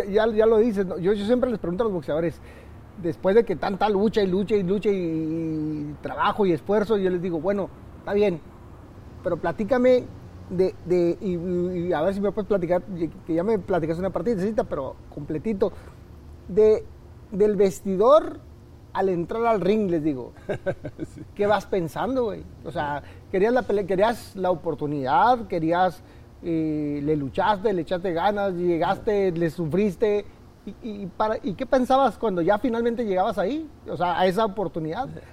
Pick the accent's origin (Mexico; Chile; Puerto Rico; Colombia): Mexico; los mexicanos somos